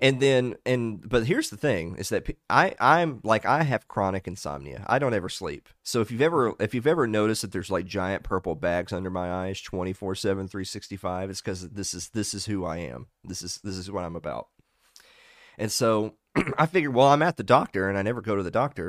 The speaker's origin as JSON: {"language": "English", "area": "the South", "region": "Southern United States", "country": "United States", "said": "I'm a Southerner"}